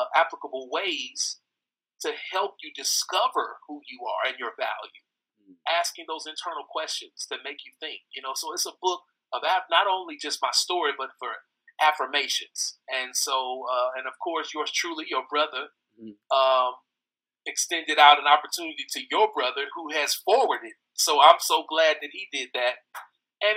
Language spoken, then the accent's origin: English; Fort Wayne, Indiana, United States; moved away as an adult; now in Nashville, United States; born and raised in Fort Wayne, Indiana, the same hometown as my brother Jermichael